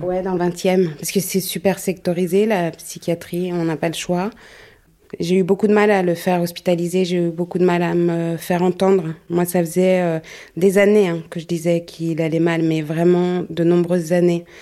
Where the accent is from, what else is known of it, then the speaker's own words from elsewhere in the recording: Paris, Île-de-France, France; je suis née à Paris, donc je connais pas mal de monde à Paris